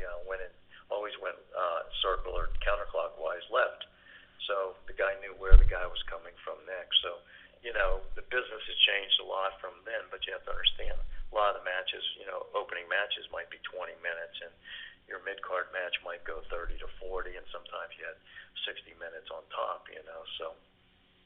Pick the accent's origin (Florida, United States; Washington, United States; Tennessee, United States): Florida, United States; Hialeah; As this poor kid growing up in Hialeah.